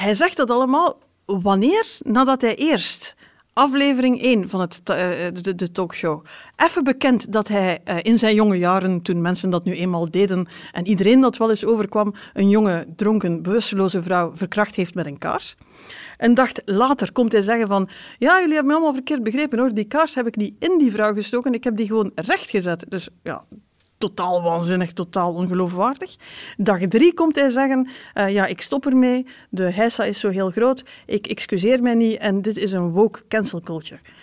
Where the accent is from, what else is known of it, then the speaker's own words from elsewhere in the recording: West Flanders, Belgium; ik kom zelf uit West-Vlaanderen